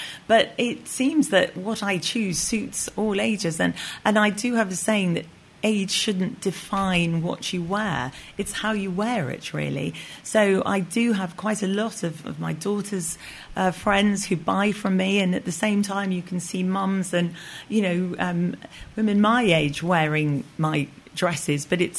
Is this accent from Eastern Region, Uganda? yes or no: no; Kampala, Central Region, Uganda; moved away; because I was born and brought up in Uganda, Kampala. Got chucked out by Idi Amin, and my father was in the British forces. And we lived on Kalolo Hill.